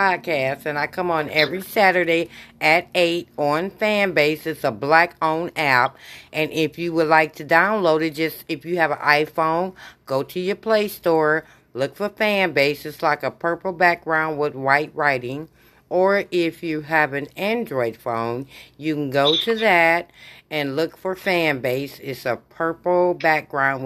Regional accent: Michigan, United States; I'm from Michigan

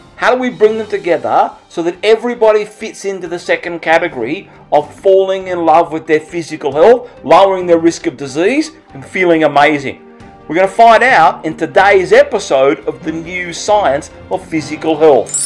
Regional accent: Australia; accent: Australian; my fast Australian accent

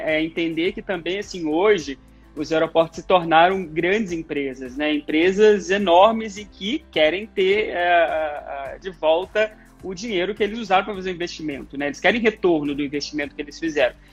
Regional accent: Muriaé, Minas Gerais, Brazil; born there; inclusive eu nasci

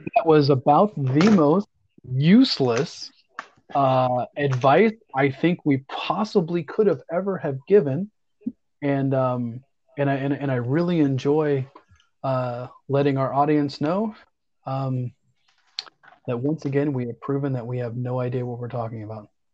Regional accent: Deltona, Florida, United States; my hometown of Deltona, Florida

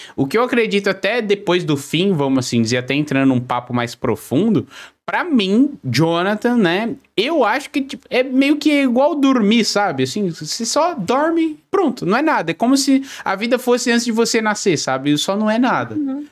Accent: São Paulo, Brazil; now in Joinville, Brazil; eu moro em Joinville, Santa Catarina, mas sou de São Paulo

